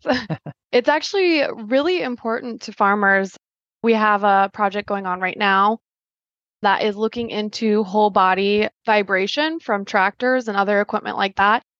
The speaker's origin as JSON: {"language": "English", "town": "Polk City", "region": "Iowa", "country": "United States", "tie": "born or raised there", "said": "I grew up in Polk City, Iowa"}